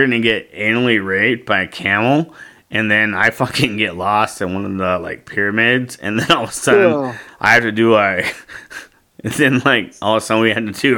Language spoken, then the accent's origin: English; United States; I'm proud to be American